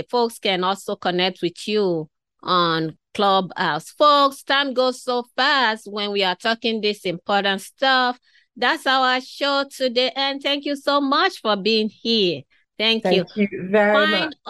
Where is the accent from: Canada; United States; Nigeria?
Nigeria; I am a Nigerian, I am of African heritage.